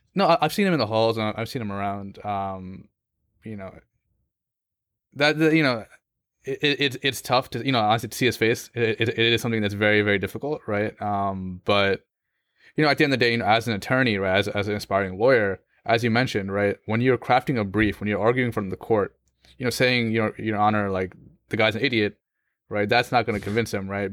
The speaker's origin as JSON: {"language": "English", "country": "United States", "tie": "born or raised there", "said": "as a Muslim growing up in America"}